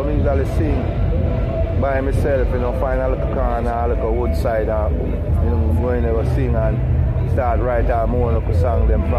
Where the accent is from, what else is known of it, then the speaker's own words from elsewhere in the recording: Rock Hall, Saint Andrew, Jamaica; I'm from St. Andrew, you know, Raka, St. Andrew.